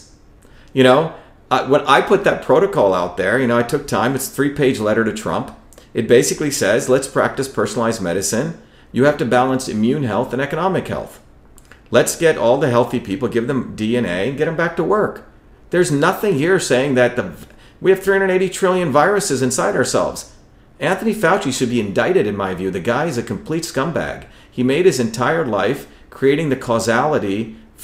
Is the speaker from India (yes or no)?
yes; India; when I grew up in India